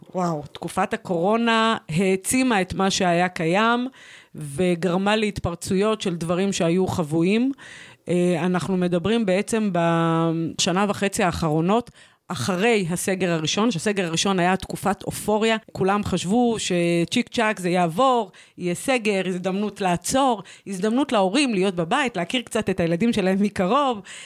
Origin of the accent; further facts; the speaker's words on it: Kiryat Shmona, Northern District, Israel; גדלתי אה, בצל קטיושות, התבגרתי וצמחתי אה, בתוך אה, אה, עיירת... אה, אה, עיירת גבול אה, נפלאה, קריית שמונה